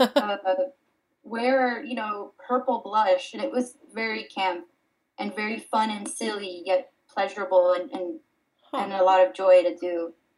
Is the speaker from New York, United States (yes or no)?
no; Miami, Florida, United States; also born or lived in Dominican Republic; I was born in the Dominican Republic and raised in Miami, Florida